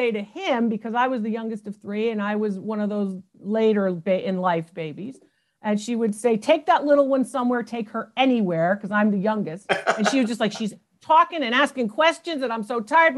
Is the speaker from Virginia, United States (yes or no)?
no; New Haven, Connecticut, United States; I was born in New Haven, Connecticut